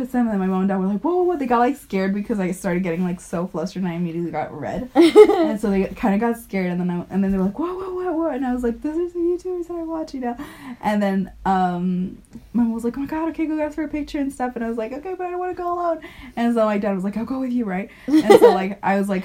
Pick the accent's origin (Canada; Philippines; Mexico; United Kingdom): Mexico; now in Finland; from Mexico. We live here